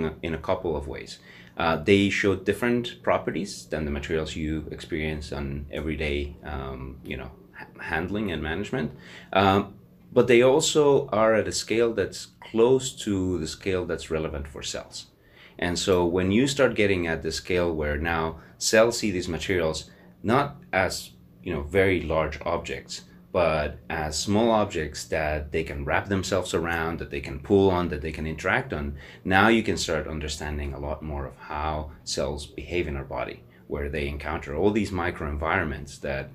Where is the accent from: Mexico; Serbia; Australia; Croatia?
Mexico; moved away as an adult; also born or lived in United States / Canada; now in Hamilton, Canada; I grew up in Mexico, so I'm originally from Mexico, and I immigrated to Canada